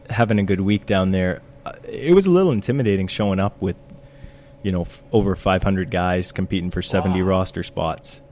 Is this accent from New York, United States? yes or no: no; South Portland, Maine, United States; I grew up in uh, South Portland, Maine, and I've lived here for 26 years now.